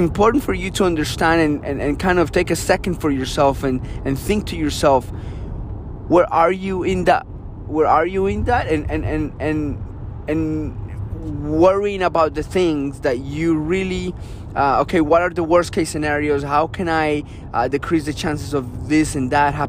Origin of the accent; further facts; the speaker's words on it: Colombia; moved away; I grew up in Colombia.